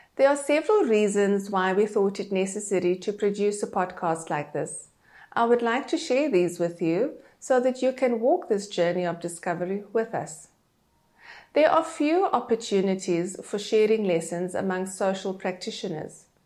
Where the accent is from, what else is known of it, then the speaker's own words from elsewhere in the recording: Cape Town, Western Cape, South Africa; moved away as an adult; also born or lived in Johannesburg; I am South African. I grew up in Cape Town